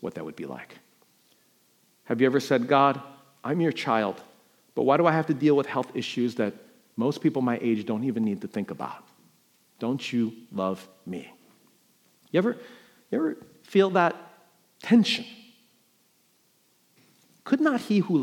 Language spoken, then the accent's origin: English; New York, United States; moved away; I'm from New York